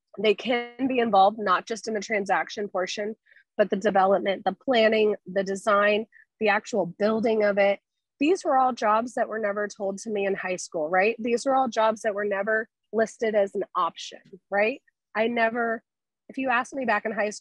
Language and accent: English; Tampa, Florida, United States; I was born and raised in Tampa